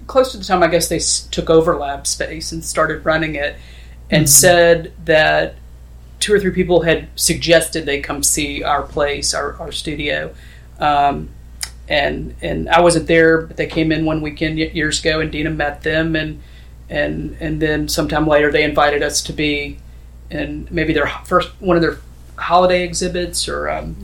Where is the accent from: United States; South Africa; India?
United States; Tennessee; now in upstate New York, United States; I'm from Tennessee